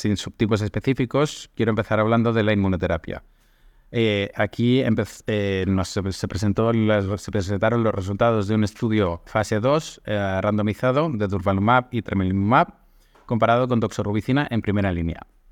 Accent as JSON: {"language": "Spanish", "country": "Spain", "moved": "yes", "lives_now": "Athens, Greece", "said": "estoy en Atenas, en Grecia, actualmente, aunque soy de España"}